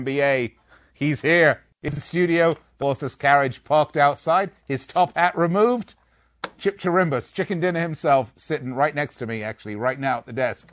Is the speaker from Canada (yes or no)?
no; England, United Kingdom; I'm English